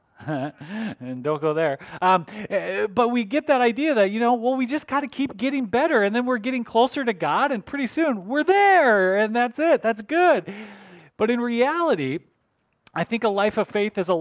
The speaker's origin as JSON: {"language": "English", "region": "North Dakota", "country": "United States", "tie": "born or raised there", "said": "I grew up in North Dakota, and so I was, you know, country boy"}